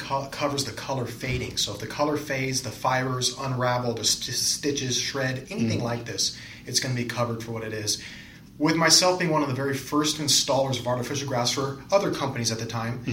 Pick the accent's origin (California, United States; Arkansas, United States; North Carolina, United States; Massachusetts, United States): California, United States; San Fernando Valley; So I'm originally from the San Fernando Valley.